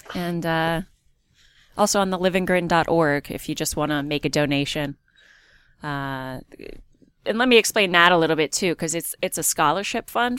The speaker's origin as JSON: {"language": "English", "town": "Easton", "region": "Pennsylvania", "country": "United States", "said": "I'm from Easton"}